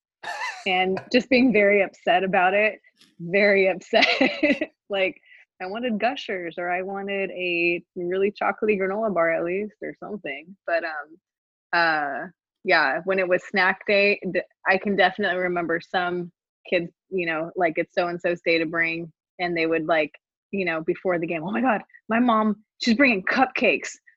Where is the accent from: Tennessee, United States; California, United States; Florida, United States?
California, United States; Merced; I grew up in Merced